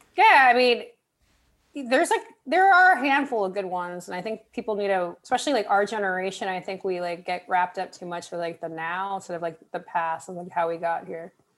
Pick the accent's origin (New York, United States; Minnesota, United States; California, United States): California, United States; moved away; I'm originally from California